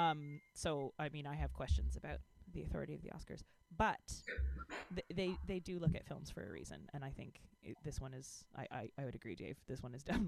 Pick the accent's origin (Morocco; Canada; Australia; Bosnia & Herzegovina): Canada; I'm a Canadian